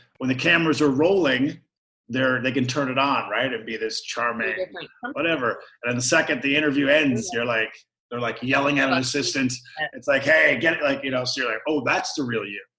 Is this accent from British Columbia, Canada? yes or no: no; Newfoundland and Labrador, Canada; growing up in Newfoundland where, you know, there's only 500,000 people in the entire province